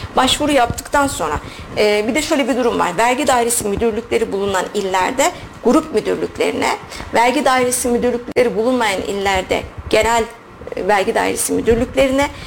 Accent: Sivas Province, Turkey

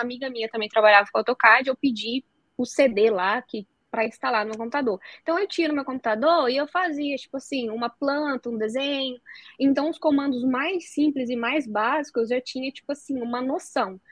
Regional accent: southern Espírito Santo, Brazil; moved away as an adult; now in Dublin, Ireland; sou capixaba, vim de uma cidade bem pequena lá do Espírito Santo, do sul do Espírito Santo

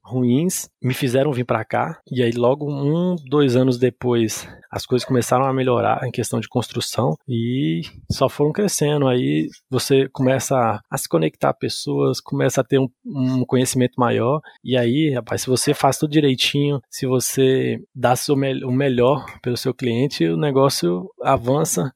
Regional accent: Montes Claros, Minas Gerais, Brazil; moved away as an adult; now in Brasília, Brazil; eu me vi em Montes Claros sem, sem oportunidade, sem pra onde ir

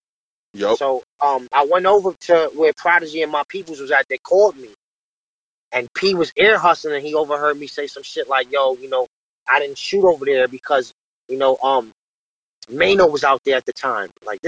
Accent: New York City, New York, United States; I was born out in Far Rockaway. here in Queens. You know, I grew up, you know, basically in the Jets

